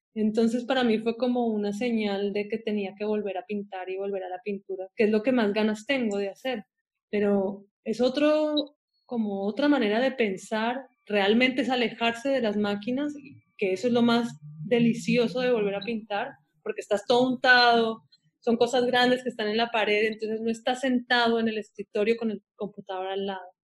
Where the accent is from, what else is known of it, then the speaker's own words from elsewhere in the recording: Ecuador; crecí en Ecuador